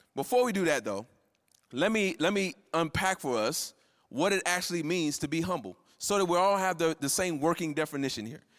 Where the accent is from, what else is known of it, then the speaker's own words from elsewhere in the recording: Florida, United States; moved away; I'm from Florida and I grew up, you know, going to fairs